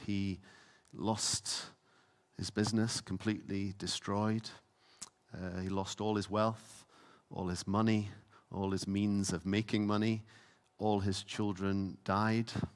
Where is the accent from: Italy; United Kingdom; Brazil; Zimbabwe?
United Kingdom; Isle of Lewis, Scotland; I grew up on the Isle of Lewis.